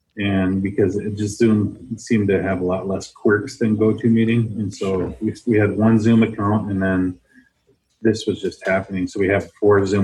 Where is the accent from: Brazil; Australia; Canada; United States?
United States; Turtle Mountains, North Dakota; now in Minnesota, United States; I'm from the Turtle Mountains in North Dakota, the Turtle Mountain Band of Chippewa Indians